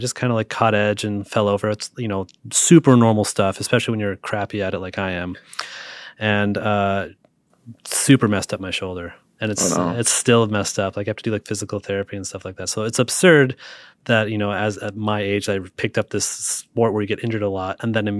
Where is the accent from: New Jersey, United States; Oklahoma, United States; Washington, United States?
Washington, United States; Seattle; Like, I'm from Seattle, which there's a ton of great roasters in Seattle as well.